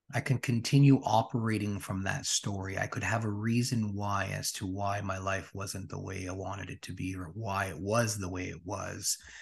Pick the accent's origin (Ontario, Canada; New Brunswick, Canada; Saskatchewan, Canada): Saskatchewan, Canada; Regina; Born and raised in Regina, Saskatchewan.